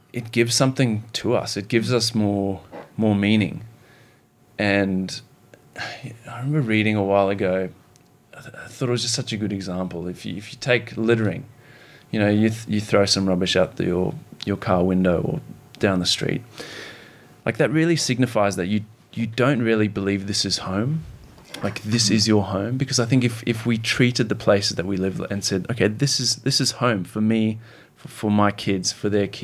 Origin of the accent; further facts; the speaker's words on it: Zimbabwe; now in Australia; growing up in Zimbabwe, seeing the political and economic turmoil there